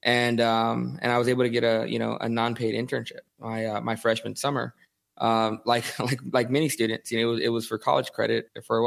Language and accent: English; Houston, Texas, United States; also born or lived in Southern California; I grew up in Houston. My family, my father was in the military, so I lived in Southern California for a few years when I was a kid. But, you know, grew up in Houston